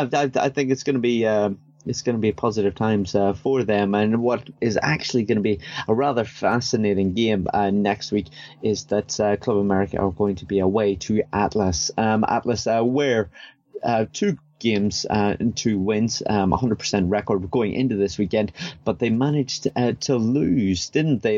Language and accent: English; Northern Ireland, United Kingdom; I'm from Northern Ireland.